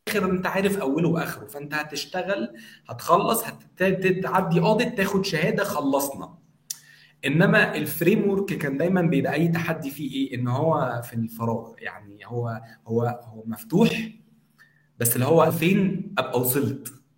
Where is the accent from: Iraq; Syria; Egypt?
Egypt; عندنا في مصر